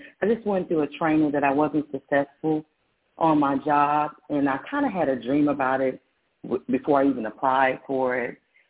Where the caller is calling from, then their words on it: Texas, United States; I'm calling from Texas.